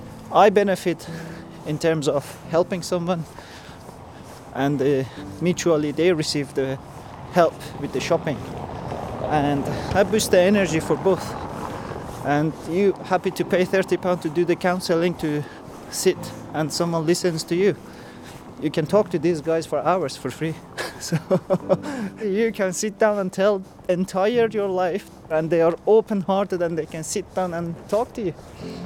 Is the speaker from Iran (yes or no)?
yes; Iran; English is a second language; moved away; I'm Iranian originally.